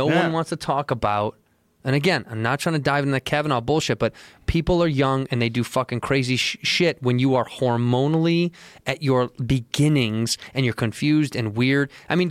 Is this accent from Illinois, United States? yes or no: yes; Chicago, Illinois, United States; Chicago, yeah.